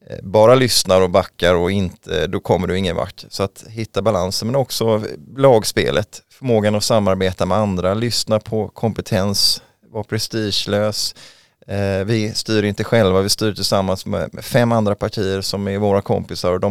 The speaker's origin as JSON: {"language": "Swedish", "town": "Mölndal", "region": "Västra Götaland", "country": "Sweden", "moved": "yes", "lives_now": "Huddinge, Sweden", "said": "Nej, jag flyttade från västkusten, från Mölndal utanför Göteborg, 1999, mm."}